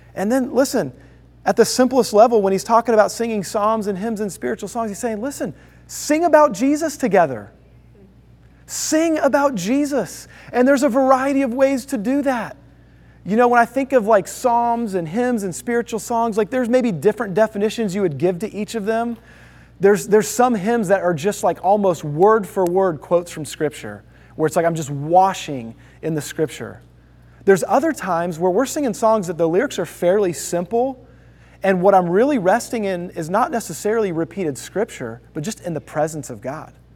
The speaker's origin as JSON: {"language": "English", "town": "Houston", "region": "Texas", "country": "United States", "tie": "born or raised there", "also_born_or_lived": "Toledo, Ohio", "said": "I was born in Toledo, Ohio, but before I was a year old, my dad got a job in the southwest side of Houston. And so we moved there"}